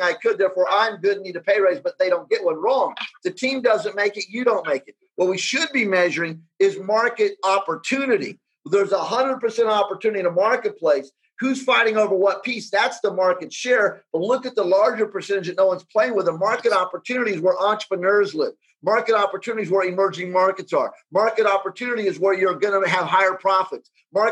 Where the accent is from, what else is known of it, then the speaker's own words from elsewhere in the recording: United States; I grew up in the United States